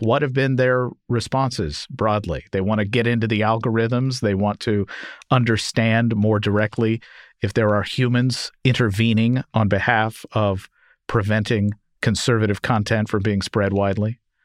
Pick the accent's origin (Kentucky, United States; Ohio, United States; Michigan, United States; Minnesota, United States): Kentucky, United States; Louisville; in my hometown, Louisville, Kentucky